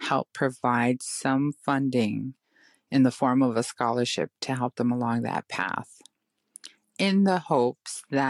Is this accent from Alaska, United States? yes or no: yes; Kake, Alaska, United States; I lived here all through my grade school, high school years, and I've lived in Cake for 35 out of my 50 years.